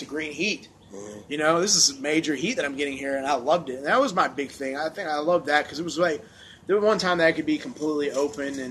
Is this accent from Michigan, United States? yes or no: no; Evans, Georgia, United States; I grew up in Evans, Martinez area